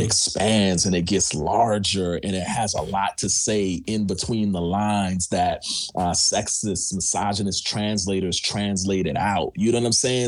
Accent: New York, United States; now in Pasadena, United States; I'm from New York

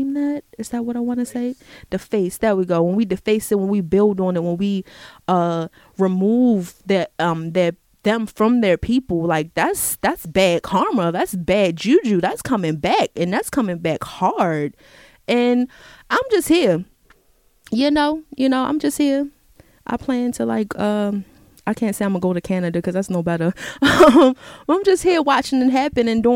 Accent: United States; I'm here, I'm an American, I was born here

